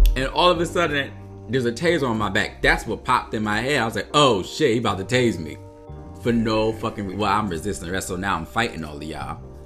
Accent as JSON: {"language": "English", "town": "New Haven", "region": "Connecticut", "country": "United States", "tie": "born or raised there", "said": "I grew up in New Haven"}